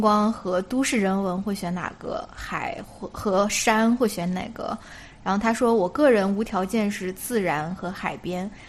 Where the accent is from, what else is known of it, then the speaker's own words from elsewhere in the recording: China; now in United States; 我们中国人